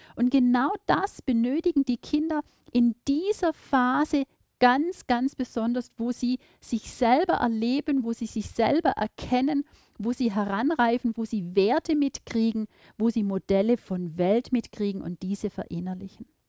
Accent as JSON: {"language": "German", "region": "Baden-Württemberg", "country": "Germany", "said": "Bei uns in Baden-Württemberg"}